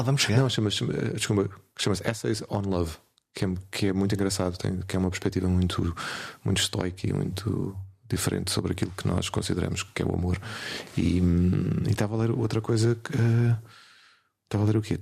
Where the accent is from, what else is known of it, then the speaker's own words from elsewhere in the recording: Portugal; nós somos portugueses, somos pequeninos